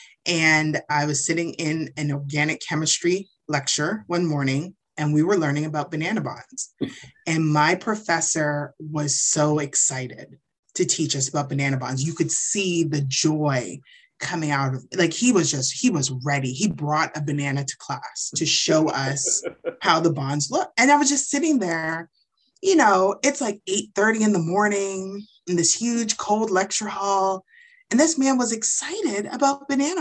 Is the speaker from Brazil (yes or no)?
no; Canada; moved away as an adult; now in Gwinnett County, United States; I actually was born and raised in Canada.